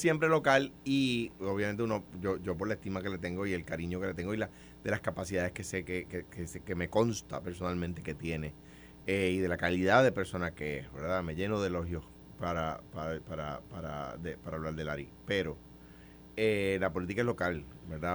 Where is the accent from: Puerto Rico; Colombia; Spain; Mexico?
Puerto Rico; yo soy puertorriqueño, yo tengo la ciudadanía de Estados Unidos pero yo soy puertorriqueño